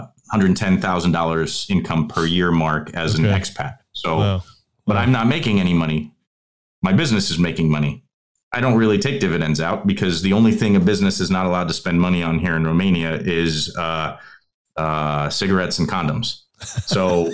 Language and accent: English; United States; moved away as an adult; 20 years in the United States as an American